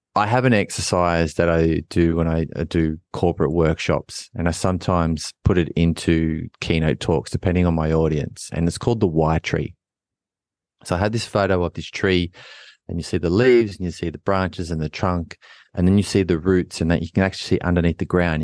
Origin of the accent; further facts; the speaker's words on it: Australia; as a fourteen, fifteen-year-old kid growing up in Australia in elite sport